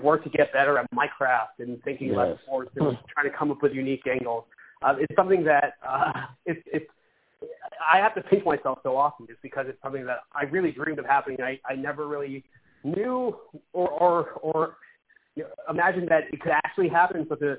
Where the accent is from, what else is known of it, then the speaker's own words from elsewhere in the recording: Boston, Massachusetts, United States; I grew up in Boston